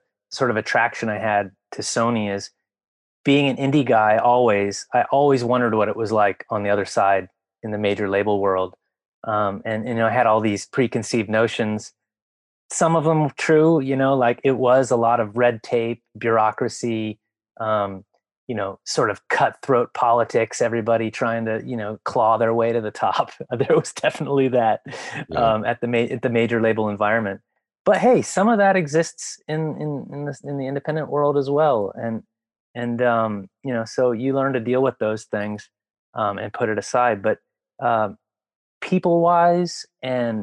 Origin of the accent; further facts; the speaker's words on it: Washington, District of Columbia, United States; I grew up in the Washington, D.C. punk and hardcore community